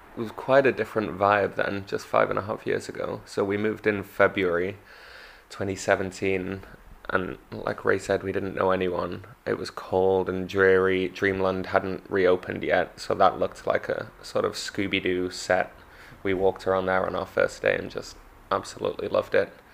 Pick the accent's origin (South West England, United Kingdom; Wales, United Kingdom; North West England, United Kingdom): North West England, United Kingdom; Manchester; also born or lived in London; now in Margate, United Kingdom; I come from Manchester